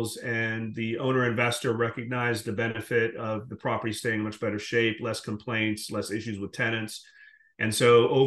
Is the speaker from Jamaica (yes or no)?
yes; Jamaica; moved away; also born or lived in Guyana; I'm originally from the Caribbean. I was born in Guyana, grew up in Jamaica